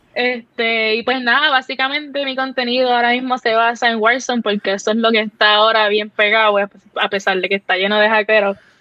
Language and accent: Spanish; Cidra, Puerto Rico; soy de Puerto Rico, soy boricua